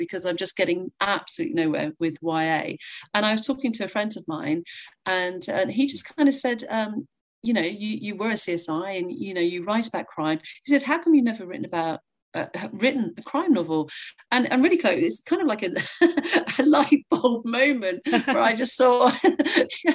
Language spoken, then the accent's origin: English; North Devon, South West England, United Kingdom; I'm from North Devon and I live here now